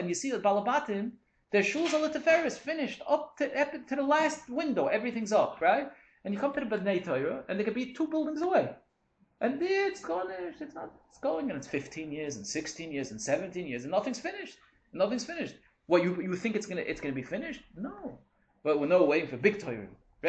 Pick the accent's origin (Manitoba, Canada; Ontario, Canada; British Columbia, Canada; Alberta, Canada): Ontario, Canada; Toronto; from Toronto.